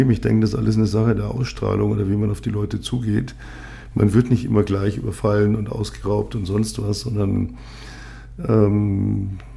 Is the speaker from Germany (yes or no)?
yes; Munich, Bavaria, Germany; now in Berlin, Germany; Ich bin, äh, ich komme nicht aus der besten Gegend Münchens. Ich bin eher so im Hochhausghetto groß geworden mit allen, ja, allem, was dazugehört eigentlich.